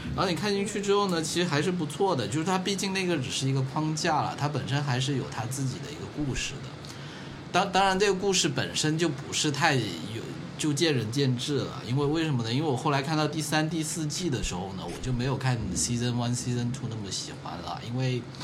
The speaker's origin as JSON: {"language": "Chinese", "region": "Guangdong", "country": "China", "tie": "born or raised there", "said": "童年在，童年在潮汕地区的那种生活"}